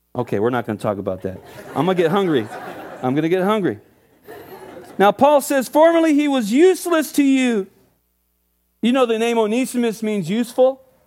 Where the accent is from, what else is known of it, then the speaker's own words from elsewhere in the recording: Oxnard, California, United States; I grew up in Oxnard Urban Church.